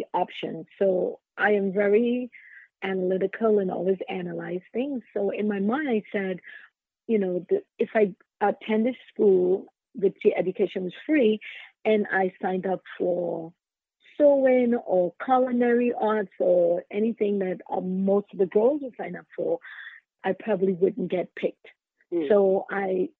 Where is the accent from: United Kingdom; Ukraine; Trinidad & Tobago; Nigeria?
Trinidad & Tobago; moved away as an adult; now in New York City, United States; I grew up in Trinidad and Tobago, and I grew up with my great-grandmother